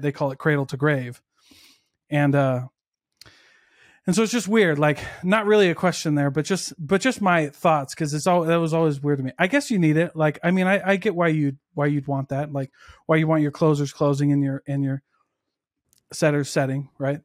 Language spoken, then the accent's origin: English; Midwest, United States; I'm also from the Midwest where, like, most of my high school didn't go to college